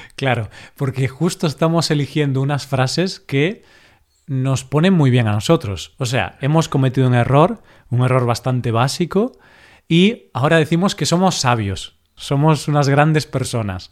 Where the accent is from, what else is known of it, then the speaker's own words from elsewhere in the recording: Galicia, Spain; en Galicia pues tenemos este idioma también, el gallego